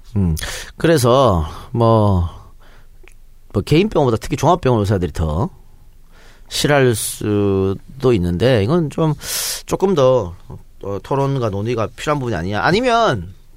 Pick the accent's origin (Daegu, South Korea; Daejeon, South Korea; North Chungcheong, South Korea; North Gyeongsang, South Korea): North Gyeongsang, South Korea; Andong; now in Seoul, South Korea; 안동 출신의 나처럼